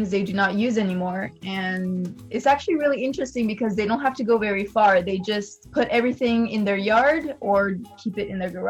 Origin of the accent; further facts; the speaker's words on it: China; Yeah, so this was actually um, very hard for me because. I grew up in China, so I was used to bargaining